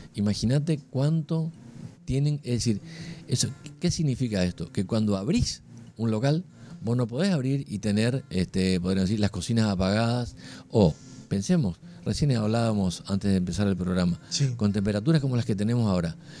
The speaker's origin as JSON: {"language": "Spanish", "country": "Argentina", "said": "somos todos argentinos"}